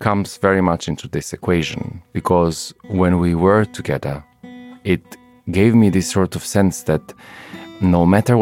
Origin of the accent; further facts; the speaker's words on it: Montenegro; I come from Montenegro, this amazingly beautiful little country in the Balkans